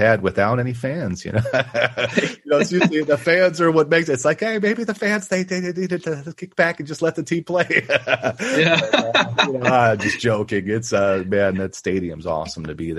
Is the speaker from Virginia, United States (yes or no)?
no; Buffalo, New York, United States; now in Austin, United States; I'm actually from Buffalo, New York